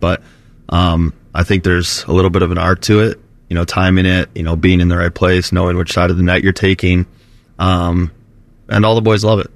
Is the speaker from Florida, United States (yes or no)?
yes; Florida, United States; moved away; Growing up in Florida